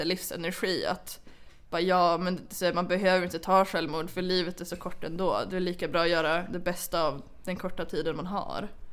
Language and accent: Swedish; Sweden; jag är från Sverige